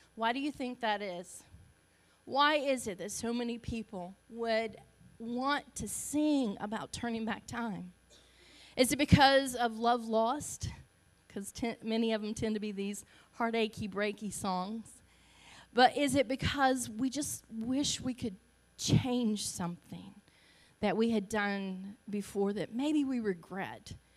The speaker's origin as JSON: {"language": "English", "town": "Augusta", "region": "Georgia", "country": "United States", "tie": "born or raised there", "accent": "Southern", "moved": "yes", "said": "I'm Southern. You can tell I'm Southern. I'm proud of my Southern roots. I was born in Augusta, Georgia. Um, so if my uh, dialect is a little different"}